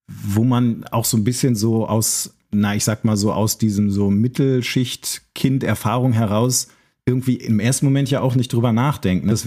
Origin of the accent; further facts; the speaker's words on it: North Rhine-Westphalia, Germany; Also, ich bin auch aus dem Münsterland, da war das auch gar nicht so Thema